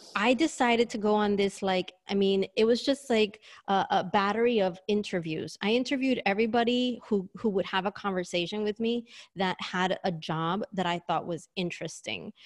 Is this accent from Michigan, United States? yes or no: no; New York, United States; moved away as an adult; now in Sydney, Australia; I'm a native New Yorker, hence my accent